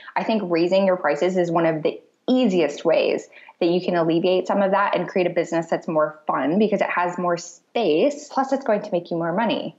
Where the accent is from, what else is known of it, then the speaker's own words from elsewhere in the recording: Michigan, United States; moved away as an adult; also born or lived in Clarksville, Tennessee / Hawaii; now in Naples, Italy; I grew up in Michigan